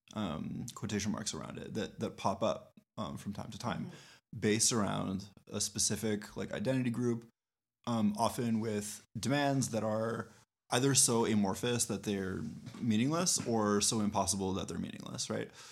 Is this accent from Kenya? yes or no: no; Canada; we as Canadians